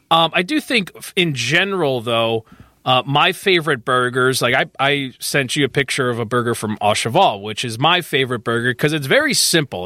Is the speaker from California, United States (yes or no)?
no; Chicago northwest suburbs, Illinois, United States; I grew up near Hackney's